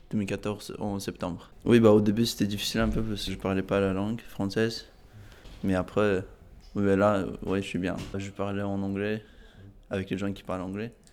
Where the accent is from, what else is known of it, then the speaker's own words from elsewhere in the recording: Azerbaijan; also born or lived in Russia / Ukraine / Turkey / Spain; now in France; je viens d'Azerbaïdjan